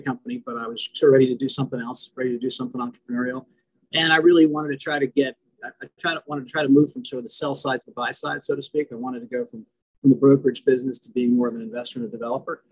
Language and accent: English; Fairfield County, Connecticut, United States; moved away as an adult; also born or lived in Ohio; now in Washington, D.C., United States; I grew up in Connecticut, in a small town in Connecticut, you know, just kind of in Fairfield County outside of New York City.